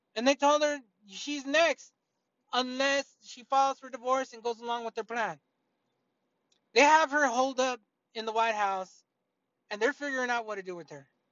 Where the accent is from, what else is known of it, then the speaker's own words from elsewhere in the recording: United States; I'm an American.